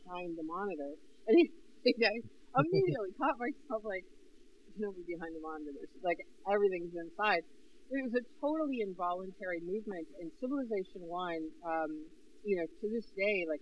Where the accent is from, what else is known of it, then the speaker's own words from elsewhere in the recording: Northern New York, United States; moved away; I was from Northern New York